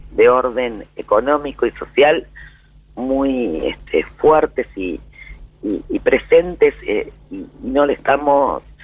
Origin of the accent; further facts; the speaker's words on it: Argentina; las dudas que tenemos este, como militante como argentino y como diputado, sí, claramente.